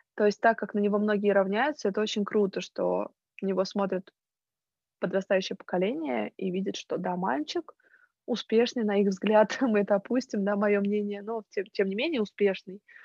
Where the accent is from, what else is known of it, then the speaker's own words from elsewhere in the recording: Moscow, Russia; мы, москвичи